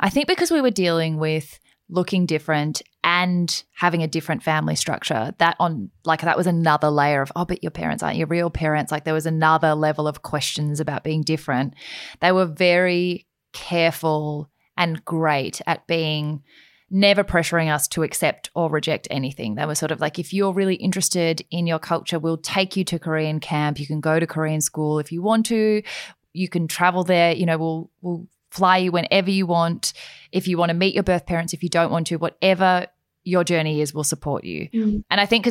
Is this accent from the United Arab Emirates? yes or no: no; Australia; I'm not one of those Asians. I'm like a different, I'm like an Australian Asian.